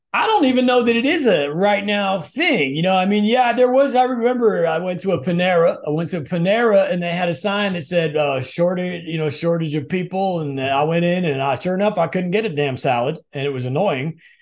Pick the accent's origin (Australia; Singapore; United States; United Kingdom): United States; Midwest; we're both from the Midwest